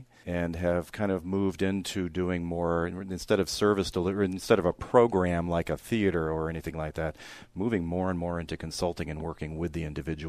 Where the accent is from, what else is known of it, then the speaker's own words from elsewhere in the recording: New York City, New York, United States; I'm actually originally from New York City, and that's where my career started.